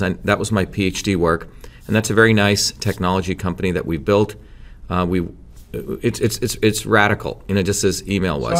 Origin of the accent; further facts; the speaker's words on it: New Jersey, United States; also born or lived in India; So when I came to the United States in nineteen seventy, I settled in New Jersey, came here when I was seven